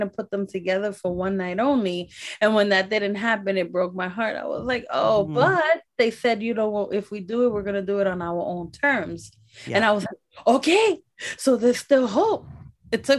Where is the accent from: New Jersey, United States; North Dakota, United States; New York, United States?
New York, United States; New York City; also born or lived in Bronx; I'm from the hood of Brooklyn. I'm from the Bronx, but at that time, I was living in Brooklyn all the way to the age of 14.